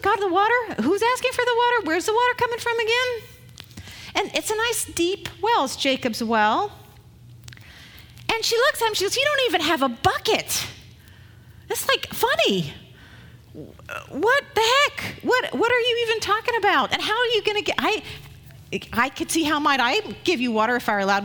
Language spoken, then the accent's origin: English; United Kingdom; moved away; I'm British, right? So that's my ancestry